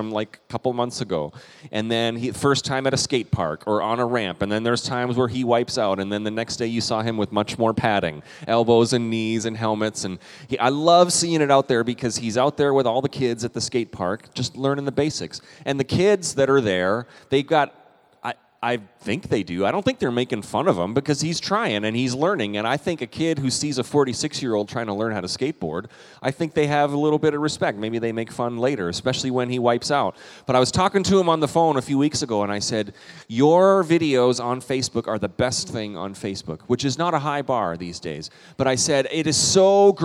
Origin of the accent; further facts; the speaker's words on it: Canada; I'm also a Canadian